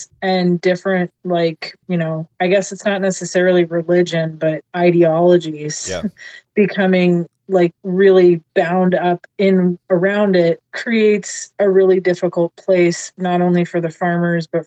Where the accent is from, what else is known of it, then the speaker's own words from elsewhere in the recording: Seattle, Washington, United States; I grew up in Seattle